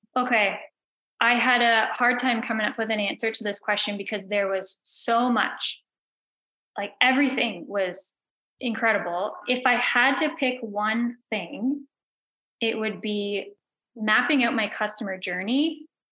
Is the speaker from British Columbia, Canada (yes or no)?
no; Belleville, Ontario, Canada; now in Prince Edward County, Canada; I grew up in Belleville in Ontario. I now live in Prince Edward County